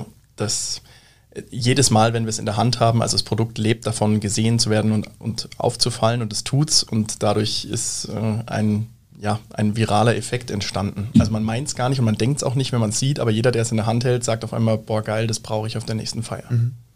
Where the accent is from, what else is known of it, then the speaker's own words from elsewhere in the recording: Munich, Bavaria, Germany; moved away as an adult; now in Siegsdorf, Germany; wir kommen aus München, aus dem Süden hier eigentlich direkt auch aus der Region